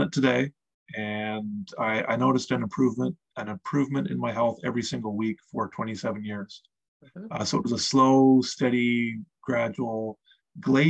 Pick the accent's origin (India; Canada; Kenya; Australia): Canada; Eastern Canada; I grew up in Eastern Canada